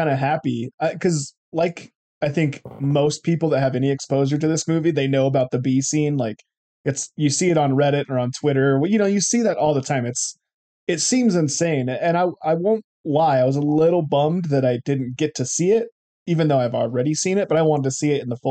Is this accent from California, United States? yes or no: yes; California, United States; I'm just like, I'm from California.